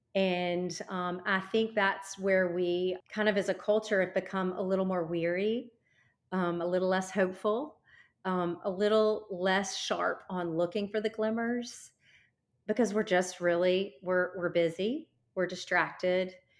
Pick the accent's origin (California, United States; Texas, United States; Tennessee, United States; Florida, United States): Tennessee, United States; Nashville; I come from Nashville